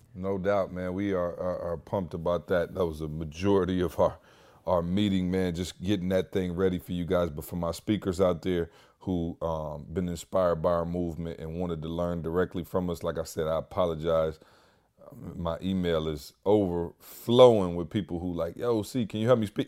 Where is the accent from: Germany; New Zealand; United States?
United States; Michigan; now in Atlanta, United States; I'm from Michigan.